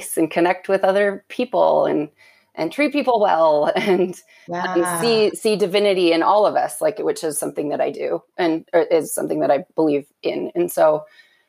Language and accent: English; Utah, United States; I was born and raised LDS in Utah.